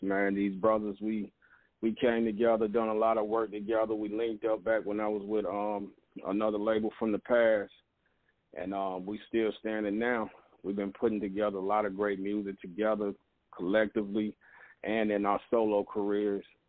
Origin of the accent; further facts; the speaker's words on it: Augusta, Georgia, United States; I'm from Augusta, Georgia